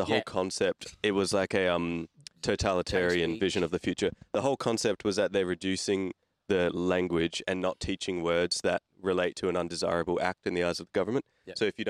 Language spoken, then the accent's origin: English; Australia; I'm Aussie.